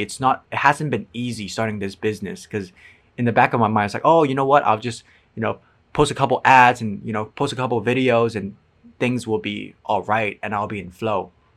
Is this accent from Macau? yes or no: yes; Macau; moved away; also born or lived in San Francisco / Edinburgh; I'm from Macau, China